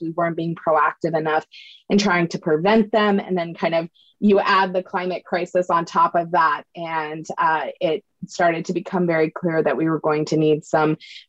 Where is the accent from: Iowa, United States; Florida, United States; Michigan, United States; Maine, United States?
Maine, United States; I grew up in Maine on the East Coast of the U.S.